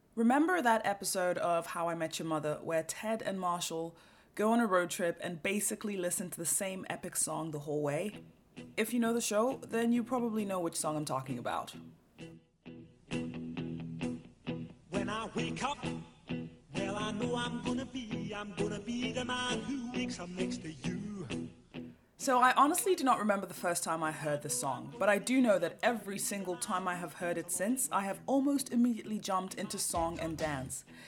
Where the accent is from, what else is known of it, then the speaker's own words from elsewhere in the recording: Kenya; moved away as an adult; now in Norway; I was from Kenya